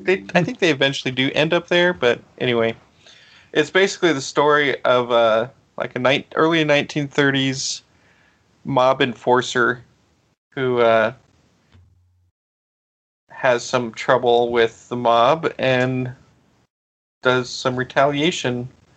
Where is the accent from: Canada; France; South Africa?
South Africa; Like, well, I am from South Africa.